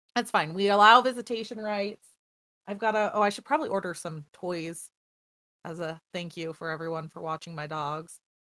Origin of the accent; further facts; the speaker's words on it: United States; we're American